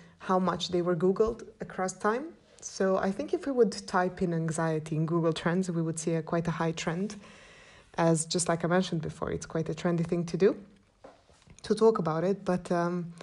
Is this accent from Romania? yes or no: yes; Cluj-Napoca, Cluj County, Romania; I'm from Transylvania, a town called Cluj, which I do love with all my heart, and I've come to terms of loving my town